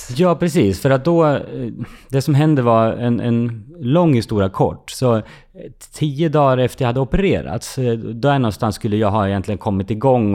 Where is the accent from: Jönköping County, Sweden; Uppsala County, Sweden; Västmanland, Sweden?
Västmanland, Sweden; Fagersta; I Fagersta, där jag växte upp